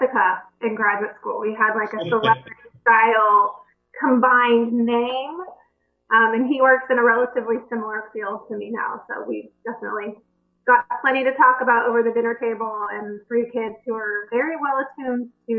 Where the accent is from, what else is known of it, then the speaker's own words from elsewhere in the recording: Wichita, Kansas, United States; moved away as an adult; also born or lived in Washington, D.C.; I grew up in Wichita, Kansas